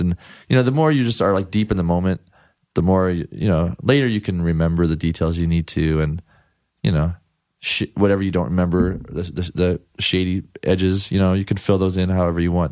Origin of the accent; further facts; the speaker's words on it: Ann Arbor, Michigan, United States; moved away as an adult; also born or lived in Ypsilanti, Michigan / Chicago / Washington, D.C. / New Mexico; now in Los Angeles, United States; I grew up in, like, Ypsilanti, Michigan, and Ann Arbor, Michigan